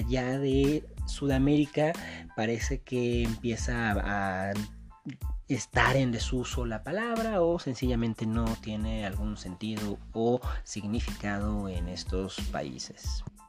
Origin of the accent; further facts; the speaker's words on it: Mexico; nos caracteriza como mexicano